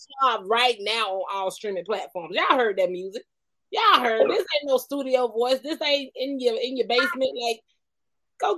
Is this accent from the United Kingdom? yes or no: no; Columbus, Georgia, United States; moved away as an adult; also born or lived in Albany, Georgia; now in California, United States; I was born and raised in Columbus, Georgia, and I moved here to California 9 years ago from Albany, Georgia